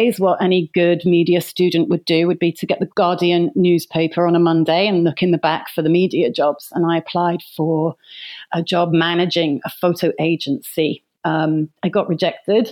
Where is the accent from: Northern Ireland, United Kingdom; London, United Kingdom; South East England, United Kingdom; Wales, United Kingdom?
London, United Kingdom; I was born in London, England, sometime last century, and I left school at 16